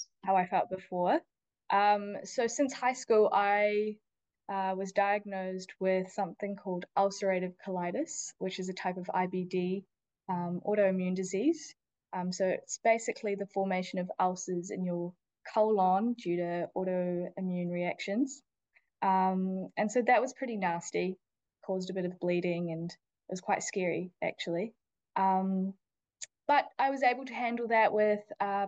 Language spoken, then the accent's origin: English; New Zealand; also born or lived in India; So I was born in India, but I grew up mostly in New Zealand